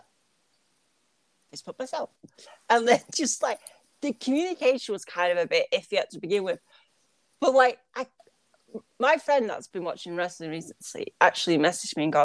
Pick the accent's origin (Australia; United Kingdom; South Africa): United Kingdom; as a Brit